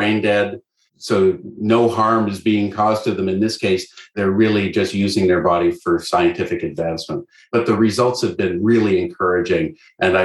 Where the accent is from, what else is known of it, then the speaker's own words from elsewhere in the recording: Canada; I'm Canadian